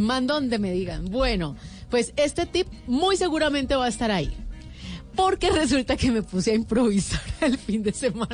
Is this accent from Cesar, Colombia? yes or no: no; Cali, Valle del Cauca, Colombia; Yo soy de Cali